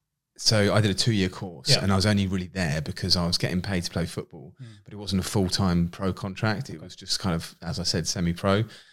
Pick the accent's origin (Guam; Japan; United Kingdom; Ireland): United Kingdom; Winchester, South East England; I think where I grew up in Winchester in Hampshire, it's one of those towns where everyone knows everyone.